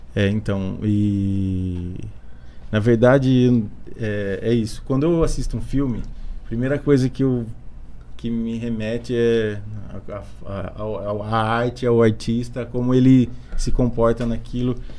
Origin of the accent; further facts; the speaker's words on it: Bariri, São Paulo, Brazil; eu sou de Bariri, nasci aqui